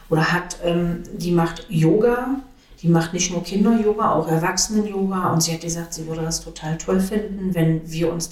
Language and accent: German; Magdeburg, Saxony-Anhalt, Germany; ich bin ja im Neustädterfeld groß geworden.